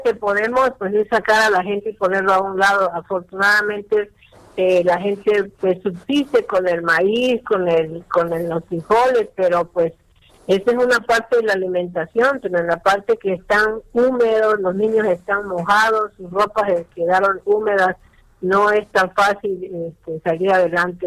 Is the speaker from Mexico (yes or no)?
yes; Mexico; nosotros somos mexicanos